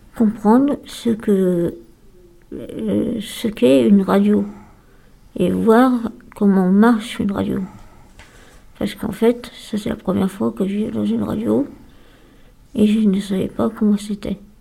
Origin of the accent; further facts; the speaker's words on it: Lyon, Auvergne-Rhône-Alpes, France; also born or lived in Mornant; Je suis née à Lyon. Et j'ai vécu pendant des années à Mornan